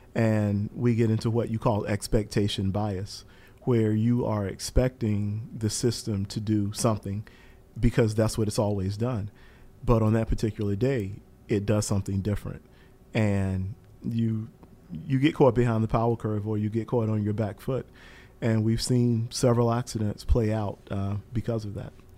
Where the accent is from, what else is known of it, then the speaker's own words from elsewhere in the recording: Eastern North Carolina, United States; moved away; I'm from Eastern North Carolina originally